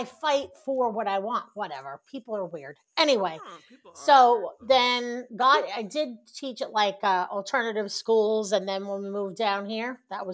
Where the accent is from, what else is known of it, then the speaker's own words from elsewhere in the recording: New York, United States; moved away as an adult; also born or lived in Long Island; now in Dallas-Fort Worth, United States; born and raised in New York